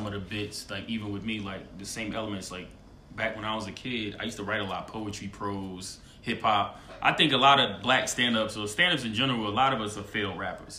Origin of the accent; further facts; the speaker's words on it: Northeast, United States; I'm from the East Coast. I'm from North, whatever. So that Northeast